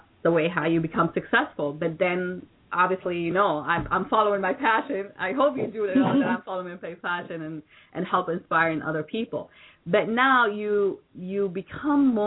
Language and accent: English; New York, United States; now in Florida, United States; I consider myself to be a New Yorker